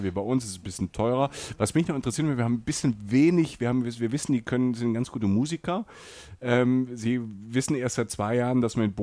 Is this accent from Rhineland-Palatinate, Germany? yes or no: yes; Rhineland-Palatinate, Germany; Ich komme aus der Pfalz, da haben die Menschen das am Weinberg.